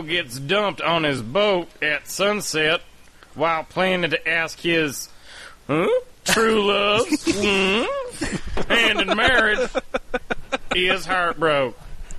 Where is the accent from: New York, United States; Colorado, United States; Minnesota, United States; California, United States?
California, United States; Los Angeles; I'm from Venice Beach, Los Angeles, California.